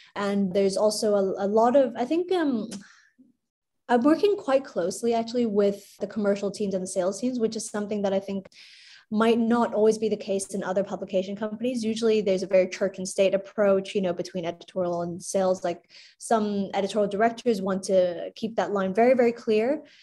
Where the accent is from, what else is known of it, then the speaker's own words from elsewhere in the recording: Hong Kong; I was born and raised in Hong Kong